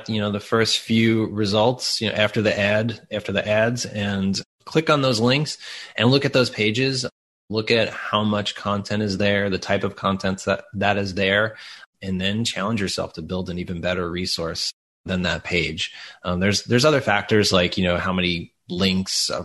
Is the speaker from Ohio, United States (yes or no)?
no; Long Island, New York, United States; accent: Long Island; moved away; Long Island, New York, which I'm super excited about because that's where I grew up